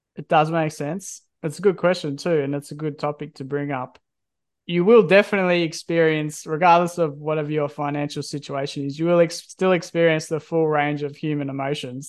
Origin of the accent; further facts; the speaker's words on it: Country Victoria, Australia; now in Perth, Australia; I'm from Country Victoria